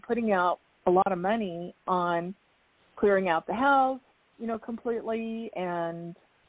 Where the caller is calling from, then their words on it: Arizona, United States; Oh, my goodness. Okay, Arizona.